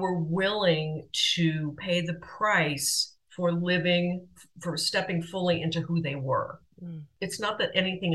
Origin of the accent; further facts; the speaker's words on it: Southern California, United States; moved away as an adult; now in France; I grew up in Southern California